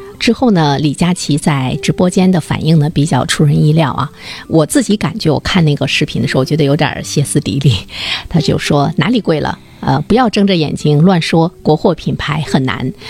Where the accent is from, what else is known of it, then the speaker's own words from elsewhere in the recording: Dalian, Liaoning, China; 按我们大连人话说，很叽外